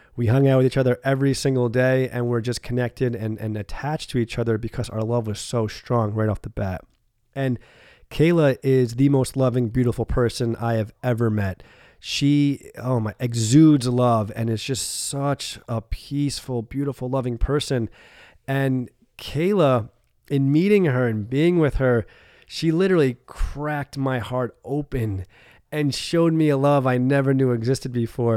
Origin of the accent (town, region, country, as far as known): about an hour north of New York City, United States; born or raised there; moved away as an adult; also born or lived in Rhode Island / San Diego; now in Florida, United States